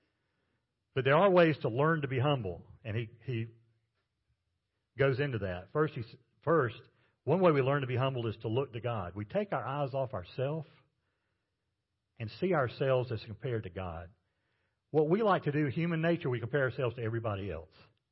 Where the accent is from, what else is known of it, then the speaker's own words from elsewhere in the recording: Macon, Georgia, United States; I grew up in Macon, Georgia